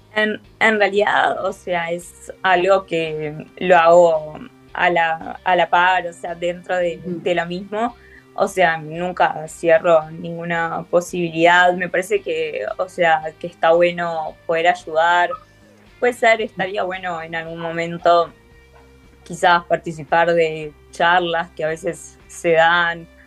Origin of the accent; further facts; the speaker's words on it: Uruguay; soy uruguaya, soy uruguaya